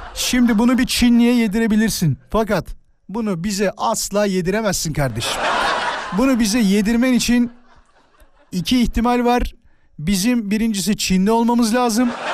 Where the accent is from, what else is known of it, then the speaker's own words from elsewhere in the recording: Turkey; klasik Türk'üm.